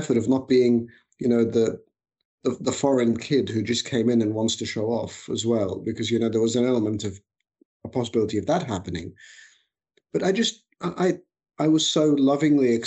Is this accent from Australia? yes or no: yes; Australia; moved away as an adult; also born or lived in Egypt; now in United Kingdom; I was born in Egypt, migrated with my family when I was very young to Australia. I was five. I grew up in Australia, finished my education there